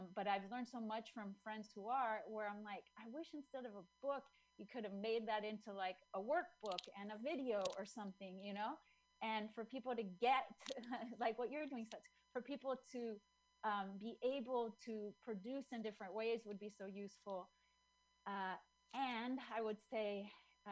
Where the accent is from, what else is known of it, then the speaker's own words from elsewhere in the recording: Chile; moved away; I'm from Chile.